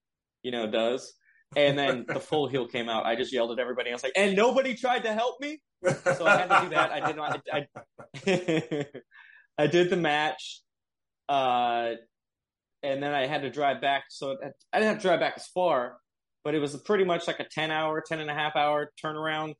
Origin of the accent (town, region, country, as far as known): Long Beach, California, United States; born or raised there